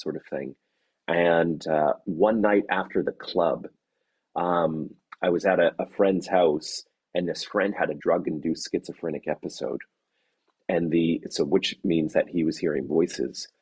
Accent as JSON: {"language": "English", "country": "Canada", "moved": "as an adult", "lives_now": "Oxford, United Kingdom", "said": "I'm Canadian"}